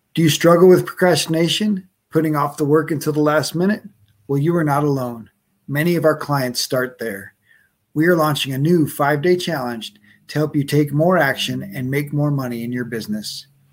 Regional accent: Wisconsin, United States; was born in Wisconsin

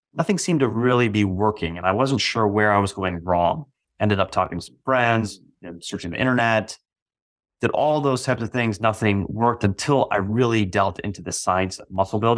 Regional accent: Virginia, United States; also born or lived in Massachusetts / New Jersey / Florida / Texas; Initially, I was born in Massachusetts, moved to New Jersey, moved to Florida, moved to Texas, then moved to Northern Virginia, where I eventually settled down after moving

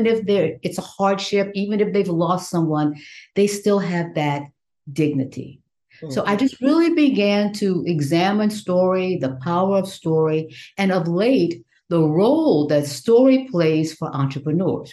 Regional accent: Southwest Louisiana, United States; that little country girl growing up in Southwest Louisiana, sharecropper's daughter

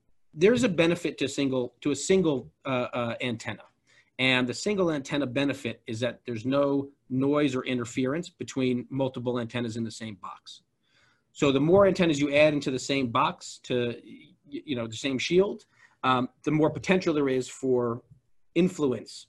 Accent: Georgia, United States; I'm from Georgia

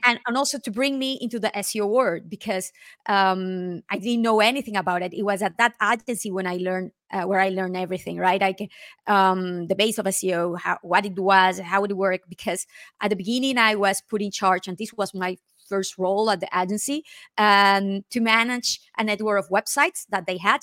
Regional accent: Nicaragua; moved away as an adult; now in Spain; I am originally from Nicaragua, and I moved to Spain in two thousand six.

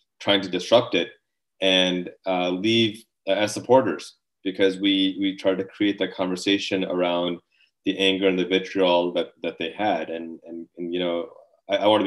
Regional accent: Northern Illinois, United States; moved away as an adult; also born or lived in Pakistan; now in Virginia, United States; We came here from Pakistan actually 35 years ago next month. So I was a young child when we arrived here. Raised in Northern Illinois

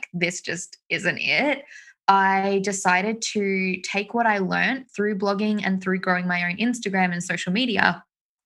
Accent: Australia; If you can't tell from my accent, I am from Australia.

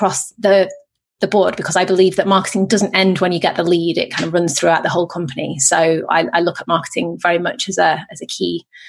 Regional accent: England, United Kingdom; I'm not from Texas, no.

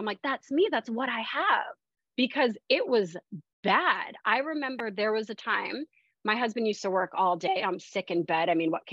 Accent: Tampa, Florida, United States; moved away as an adult; also born or lived in Miami, Florida / London, United Kingdom; I'm from the Tampa area

